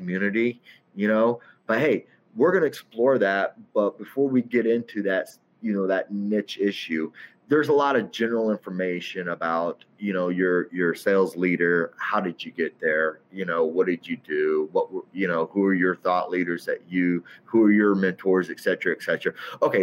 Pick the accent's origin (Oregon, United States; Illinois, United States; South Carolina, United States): Illinois, United States; Centralia; moved away as an adult; also born or lived in Charleston, Illinois / Naperville, Illinois / Chicago, Illinois; now in Chicago suburbs, United States; I'm originally from Southern Illinois, Centralia, about 45 miles east of St. Louis